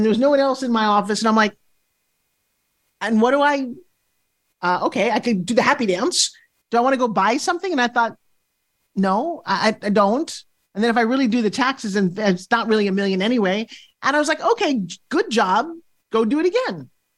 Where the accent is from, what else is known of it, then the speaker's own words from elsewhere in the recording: New York, United States; moved away; also born or lived in California; I'm a New Yorker